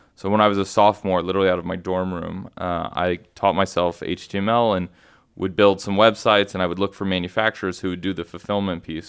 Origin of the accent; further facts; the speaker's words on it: Houston, Texas, United States; moved away as an adult; also born or lived in Austin, Texas; now in New York, United States; I am actually born and raised in Houston, Texas.